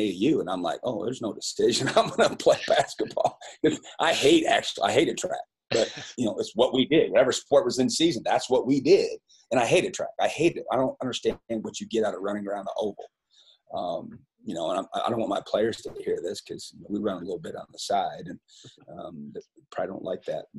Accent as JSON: {"language": "English", "town": "Fairbank", "region": "Iowa", "country": "United States", "tie": "born or raised there", "moved": "as an adult", "said": "I loved growing up in Fairbank, Iowa, and being a part of the Wapsie Valley community"}